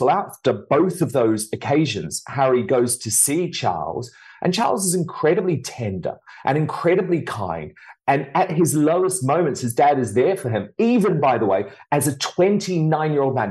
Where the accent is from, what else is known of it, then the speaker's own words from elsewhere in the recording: United Kingdom; someone like me, as a British citizen